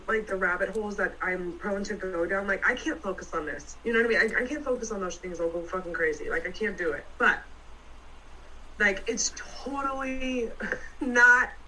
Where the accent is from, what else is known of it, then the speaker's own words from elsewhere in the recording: San Francisco Bay Area, California, United States; I grew up in the San Francisco Bay Area